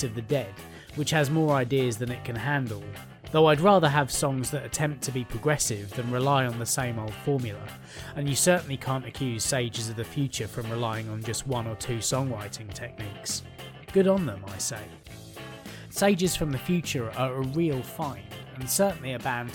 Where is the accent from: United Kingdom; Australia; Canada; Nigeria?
United Kingdom; England; being English